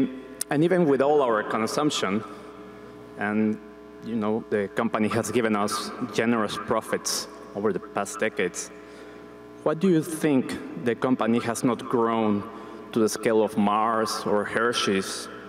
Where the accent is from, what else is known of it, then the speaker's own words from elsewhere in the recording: Panama; from Panama.